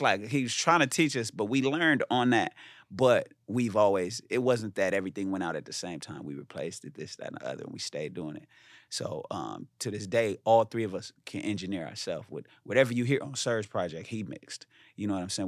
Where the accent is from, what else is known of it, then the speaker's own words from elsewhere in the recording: Inglewood, California, United States; I'm from Inglewood